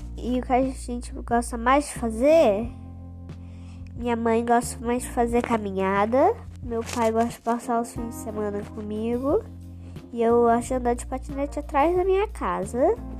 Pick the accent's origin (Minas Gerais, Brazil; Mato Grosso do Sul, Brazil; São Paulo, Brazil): São Paulo, Brazil; Mococa; E todos nós nascemos em Mococa